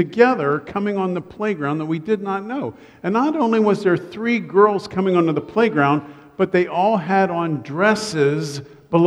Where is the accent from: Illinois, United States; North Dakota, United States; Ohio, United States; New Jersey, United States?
Ohio, United States; Columbus; I grew up in Columbus, Ohio.